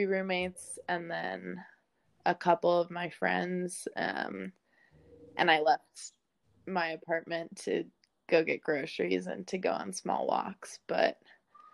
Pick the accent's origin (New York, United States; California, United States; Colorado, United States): Colorado, United States; Lafayette; moved away as an adult; also born or lived in Bozeman, Montana; now in Seattle, United States; I grew up in Lafayette, Colorado, which is outside of Boulder.